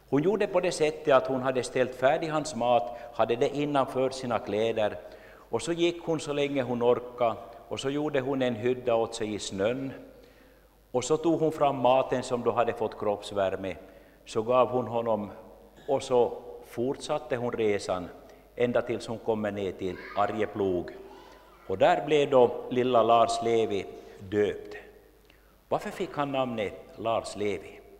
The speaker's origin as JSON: {"language": "Swedish", "town": "Jakobstad", "region": "Ostrobothnia", "country": "Finland", "tie": "born or raised there", "lives_now": "Larsmo, Finland", "said": "jag är född och uppvuxen i Jakobstad, bor numera i Larsmo sedan länge"}